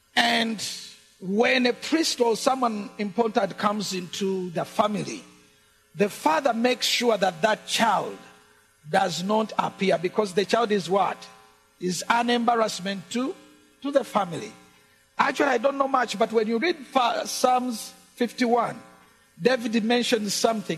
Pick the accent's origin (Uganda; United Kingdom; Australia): Uganda; English is a second language; the English we speak in Uganda